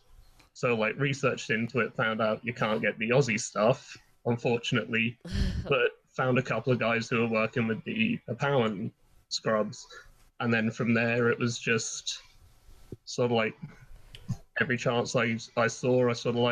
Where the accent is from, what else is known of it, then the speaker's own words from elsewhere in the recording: England, United Kingdom; now in Ireland; as a kid growing up in England